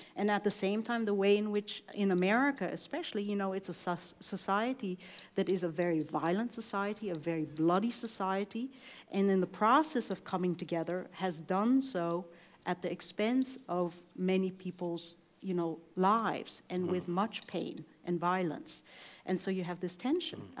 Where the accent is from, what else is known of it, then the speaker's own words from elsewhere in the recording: East Coast, United States; also born or lived in Iowa; I was coming from the East Coast